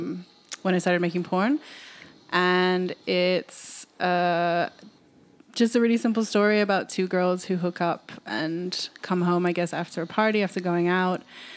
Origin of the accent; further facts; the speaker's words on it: California, United States; also born or lived in Amsterdam / London; now in Berlin, Germany; I was born in Amsterdam, but I grew up in California and London, and I'm currently based in Berlin.